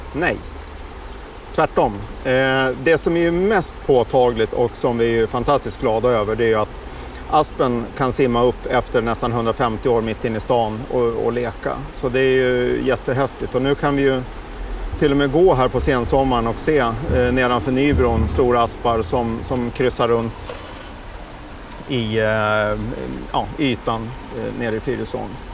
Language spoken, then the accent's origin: Swedish; Uppsala, Uppsala County, Sweden; när jag växte upp här i Uppsala